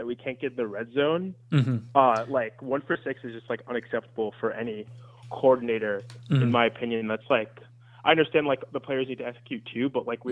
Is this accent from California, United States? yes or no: no; New York City, New York, United States; now in Greensboro, United States; I stay in Greensboro, but I was born in Queens